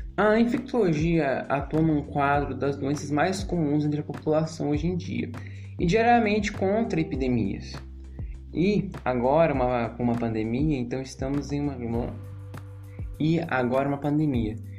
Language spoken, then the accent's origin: Portuguese; Brazil; como brasileiros